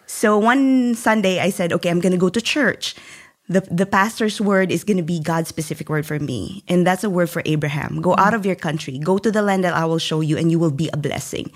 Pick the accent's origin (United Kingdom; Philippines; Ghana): Philippines; central Philippines; moved away as an adult; I was born and raised in a very poor family, um, in the middle part of the Philippines